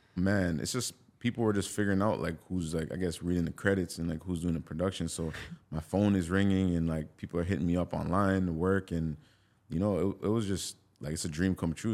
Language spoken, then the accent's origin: English; Jamaica; I'm Jamaican. I grew up on dancehall music